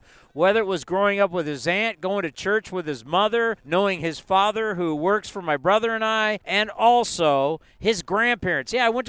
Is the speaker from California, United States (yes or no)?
yes; San Diego, California, United States; I grew up in San Diego.